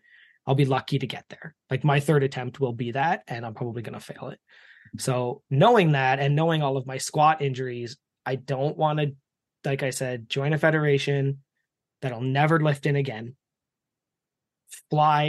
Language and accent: English; Canada; accent: East Coaster; As a Canadian